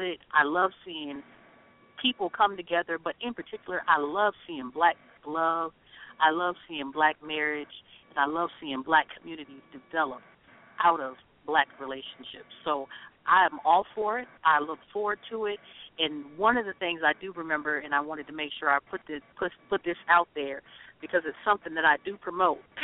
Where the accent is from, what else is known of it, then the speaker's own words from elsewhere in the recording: the South, United States; now in Twin Cities, United States; we're from the South.